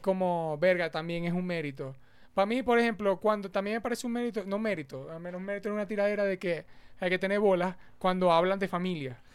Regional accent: Maracucho, Zulia, Venezuela; como venezolanos en general, aunque uno sea maracucho.

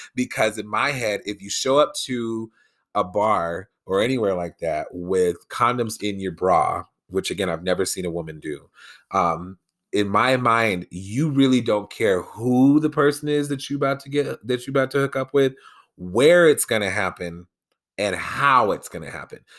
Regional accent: Colorado, United States; here in my home state of Colorado

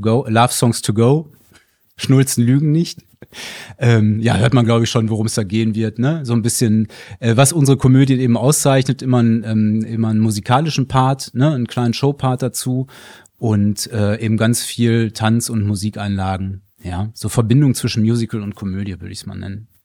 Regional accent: Ruhr area, North Rhine-Westphalia, Germany; bei uns im Ruhrgebiet, äh, bei uns im Ruhrgebiet

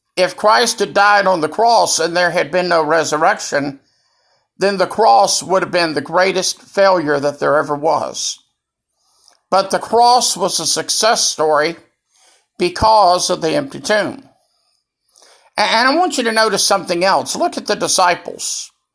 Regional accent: Greenville, South Carolina, United States; here in Greenville, South Carolina, my hometown

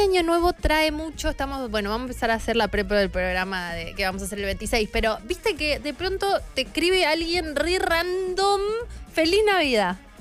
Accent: San Martín de los Andes, Neuquén, Argentina; mi pueblo, San Martín de los Andes

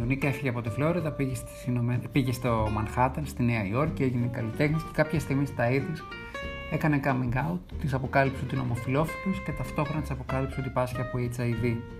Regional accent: Greece; είμαι Έλληνας

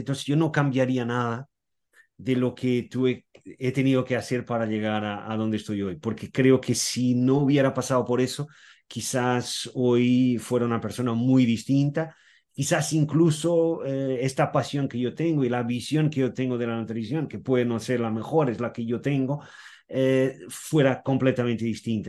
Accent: Portugal; soy portugués y nací, viví, aún sigo viviendo en Portugal

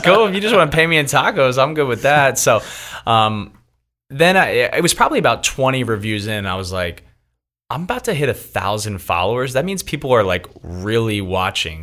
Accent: Philadelphia, Pennsylvania, United States; moved away as an adult; now in Los Angeles, United States; born and raised in Philadelphia, but been in Los Angeles now for eight years

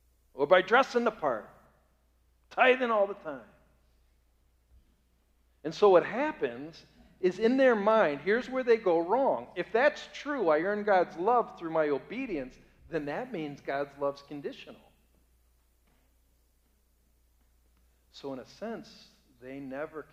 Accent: Bay Village, Ohio, United States; The town I grew up in Bay Village, Ohio

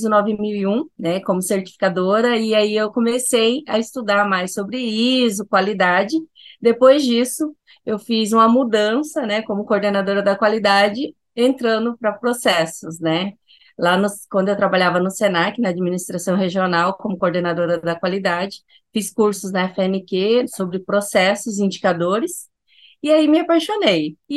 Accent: Cuiabá, Mato Grosso, Brazil; sou de Cuiabá, Mato Grosso

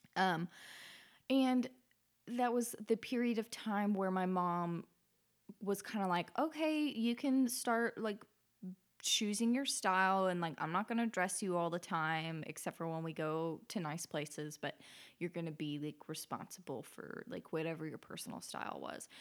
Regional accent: Alaska, United States; growing up in Alaska

